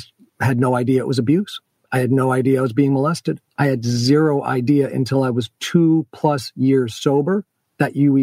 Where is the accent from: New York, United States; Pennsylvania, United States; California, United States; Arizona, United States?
New York, United States; Rotterdam; I was raised in Rotterdam